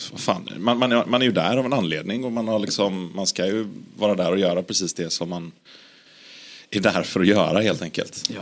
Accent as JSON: {"language": "Swedish", "town": "Gothenburg", "region": "Västra Götaland", "country": "Sweden", "said": "jag är från Göteborg"}